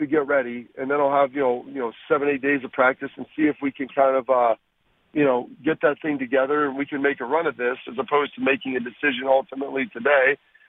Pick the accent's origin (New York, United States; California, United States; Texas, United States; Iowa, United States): Texas, United States; I mean, I was born in Texas. We kind of have a little bit of a farm growing up, so I've got some of that.